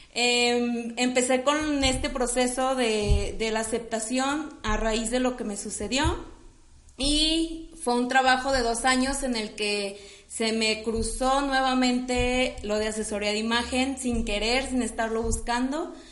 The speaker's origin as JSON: {"language": "Spanish", "town": "Guadalajara", "region": "Jalisco", "country": "Mexico", "said": "soy de aquí de la ciudad de Guadalajara, amo ser de Guadalajara."}